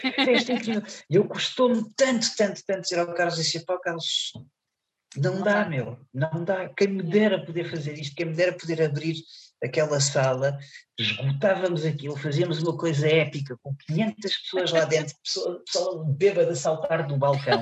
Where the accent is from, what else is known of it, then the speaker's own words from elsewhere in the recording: Seixal, Setúbal, Portugal; Conselho de Seixal, que, é, que, hum. que está, é a minha terra